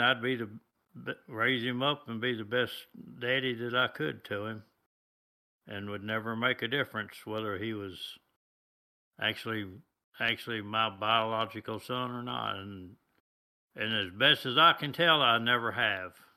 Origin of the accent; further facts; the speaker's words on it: United States; I was born here in the United States